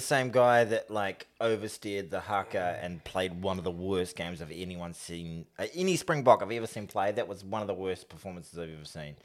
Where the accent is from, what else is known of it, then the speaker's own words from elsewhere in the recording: New Zealand; as a New Zealander